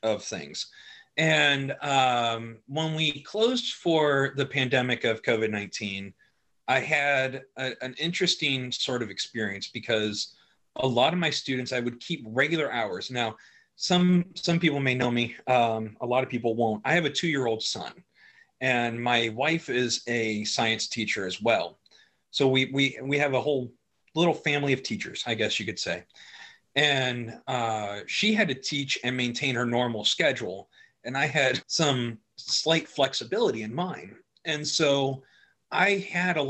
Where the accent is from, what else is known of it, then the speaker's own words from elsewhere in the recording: Cincinnati, Cleveland, Ohio, United States; moved away as an adult; now in Franklin County, North Carolina, United States; I'm originally from Cincinnati, Ohio. I was born in Cleveland, Ohio, where I spent most of my life there